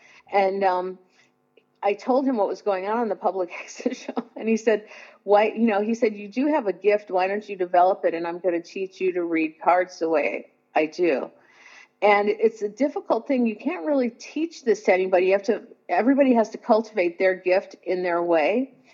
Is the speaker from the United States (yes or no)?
yes; Indiana, United States; now in Los Angeles, United States; And I came to Los Angeles from Indiana to do that.